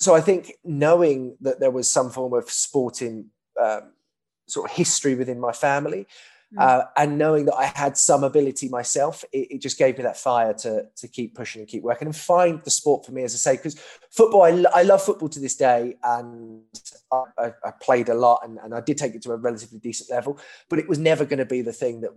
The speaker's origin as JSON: {"language": "English", "town": "Milton Keynes", "region": "South East England", "country": "United Kingdom", "said": "I'm from Bletchley in Milton Keynes"}